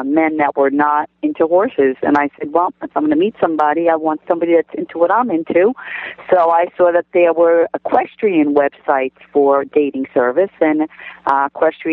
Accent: New Jersey, United States; I'm from New Jersey, and there really aren't too many cowboys in New Jersey

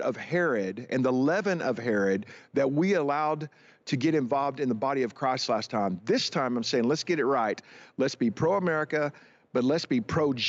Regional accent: United States; As an American and as a church leader

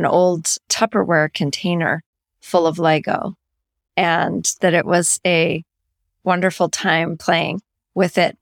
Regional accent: Langley, British Columbia, Canada; I'm from Canada

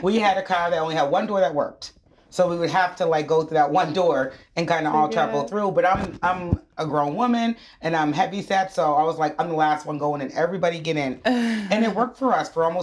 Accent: Halifax, Nova Scotia, Canada; I'm from Halifax, Nova Scotia

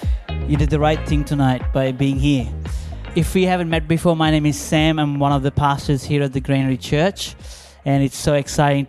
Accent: Visakhapatnam, Andhra Pradesh, India; moved away; growing up in India

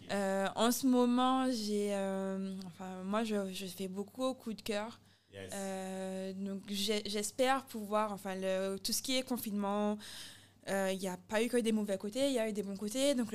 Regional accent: Guadeloupe; moved away; also born or lived in Italy; j'aime beaucoup les Guadeloupéens, je suis guadeloupéenne

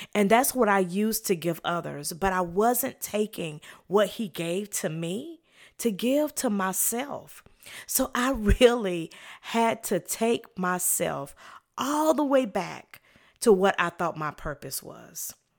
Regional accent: the South, United States; I'm from the South

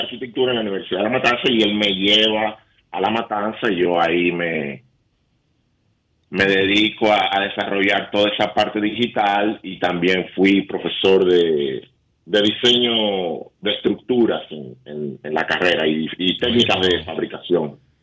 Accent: Santo Domingo, Distrito Nacional, Dominican Republic; moved away; yo soy de la capital, yo soy de Santo Domingo. Pero mi familia es de San Juan y de, y de Nagua

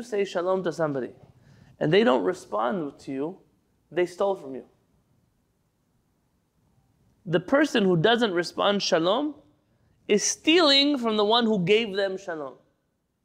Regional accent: San Diego, California, United States; as a San Diego kid growing up

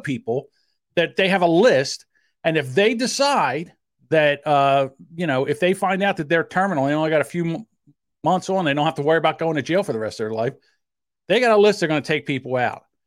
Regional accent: New Jersey, United States; accent: South Jersey; I have a South Jersey accent

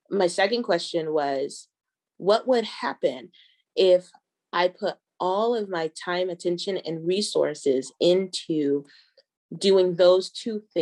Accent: Georgia, United States; also born or lived in Kentucky; now in Denver, United States; So I'm a black American. My father's military. So I grew up in the South in Georgia and Kentucky but my roots and my family are from Denver.

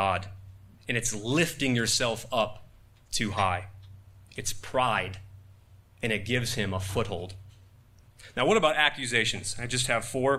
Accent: Buffalo, New York, United States; now in Washington, D.C., United States; Growing up in Buffalo

